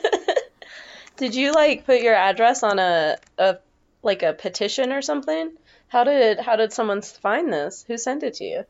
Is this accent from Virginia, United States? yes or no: no; Northern Nevada, United States; moved away as an adult; I was born in Northern Nevada, and I lived there until I graduated high school, so eighteen years